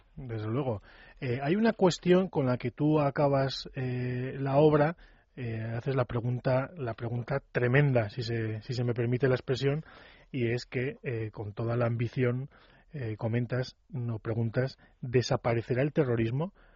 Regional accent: Navarre, Spain; yo también soy navarro

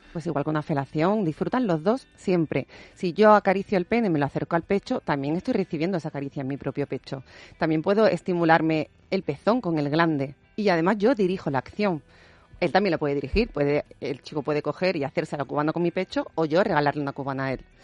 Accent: Andalusia, Spain; yo soy andaluza

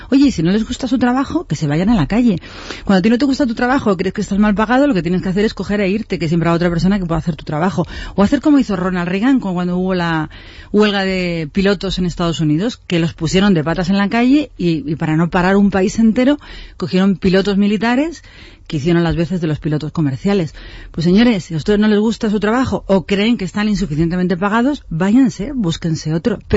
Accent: Spain; que pagará el consorcio, que somos todos los españoles.

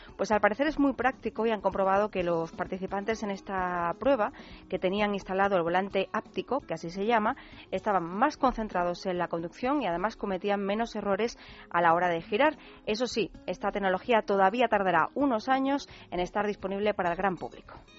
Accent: Málaga, Andalusia, Spain; now in Madrid, Spain; mi tierra, ya que no puedo estar por allí en estas fechas

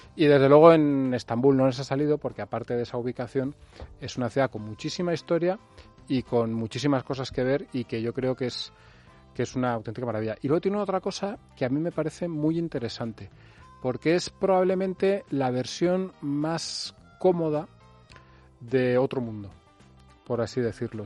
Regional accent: Spain; soy español

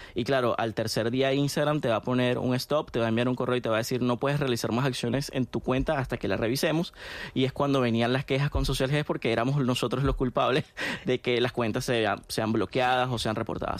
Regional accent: Venezuela; en mi país, en Venezuela

